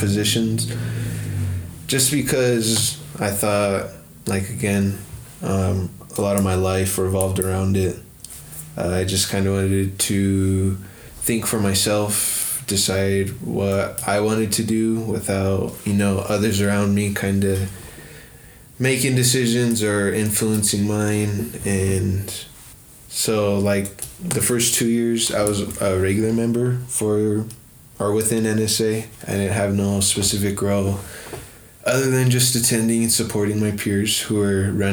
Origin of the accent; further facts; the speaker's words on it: Rosebud Sioux Tribe, South Central South Dakota, United States; moved away as an adult; now in Denver, United States; I am Shichangu Lakota from the Rosebud Sioux Tribe in South Central South Dakota